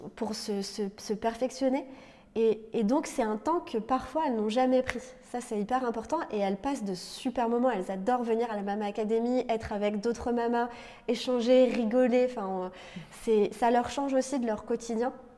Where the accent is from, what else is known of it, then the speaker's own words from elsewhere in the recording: Lorraine, Grand Est, France; moved away; also born or lived in Paris; je viens de Lorraine à la base